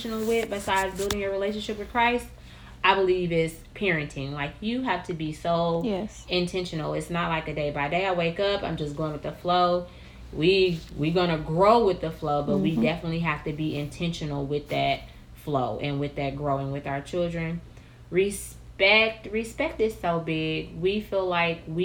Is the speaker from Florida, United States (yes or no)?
no; Milwaukee, Wisconsin, United States; we're from Milwaukee, Wisconsin